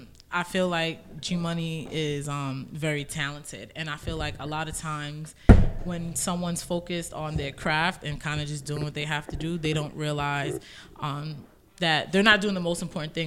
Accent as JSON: {"language": "English", "town": "New York City", "region": "New York", "country": "United States", "said": "I'm from Roselle."}